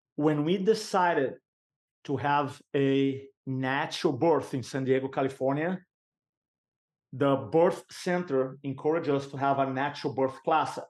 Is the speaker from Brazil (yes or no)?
yes; Brazil; English is a second language; moved away as an adult; now in United States; I'm American now, American citizen, but I came from Brazil, I grew up in Brazil